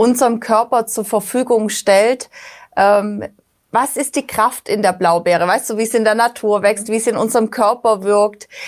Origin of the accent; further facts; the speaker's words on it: Black Forest, Baden-Württemberg, Germany; ich bin auch im Schwarzwald aufgewachsen